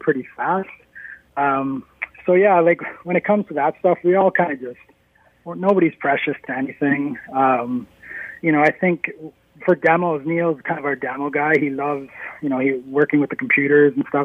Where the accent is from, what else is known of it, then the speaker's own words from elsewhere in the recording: Norwood, Ontario, Canada; also born or lived in Toronto; I live in the town I grew up in, that I went to high school in, that I played hockey